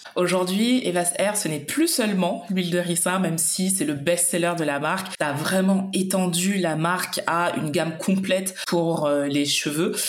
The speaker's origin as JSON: {"language": "French", "country": "Martinique", "said": "je suis originaire de la Martinique"}